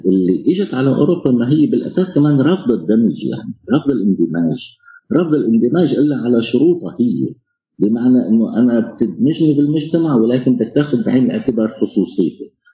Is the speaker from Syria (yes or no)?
yes; Homs, Homs Governorate, Syria; now in Poland; انا حمصي سوري عايش آه، في بولندا